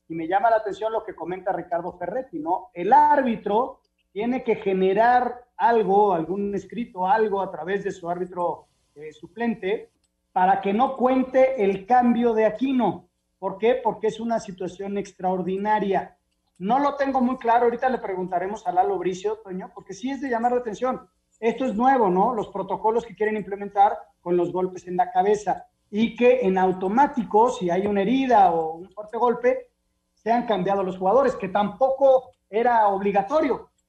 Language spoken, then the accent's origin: Spanish; Uruguay; Yo soy uruguayo, no sé lo que es tirar la toalla.